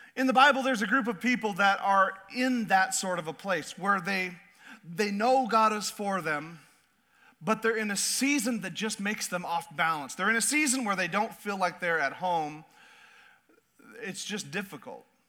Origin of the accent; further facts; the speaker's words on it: Southeast Alaska, United States; I was raised in Southeast Alaska